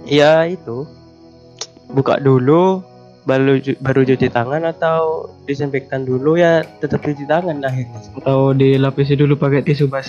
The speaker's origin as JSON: {"language": "Indonesian", "town": "Jember", "region": "East Java", "country": "Indonesia", "said": "orang Jember kok nggak tahu ya?"}